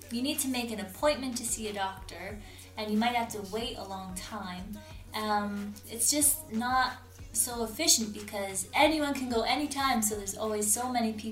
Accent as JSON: {"language": "English", "country": "Canada", "tie": "born or raised there", "moved": "yes", "lives_now": "China"}